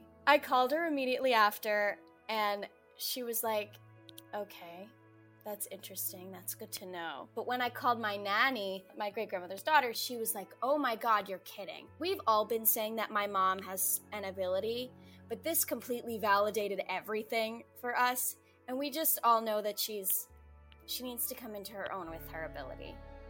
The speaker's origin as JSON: {"language": "English", "town": "Staten Island", "region": "New York", "country": "United States", "said": "I'm from Staten Island, New York."}